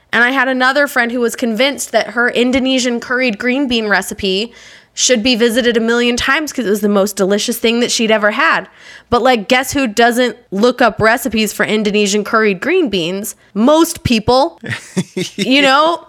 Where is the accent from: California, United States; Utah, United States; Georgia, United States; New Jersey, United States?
Utah, United States; I grew up in Utah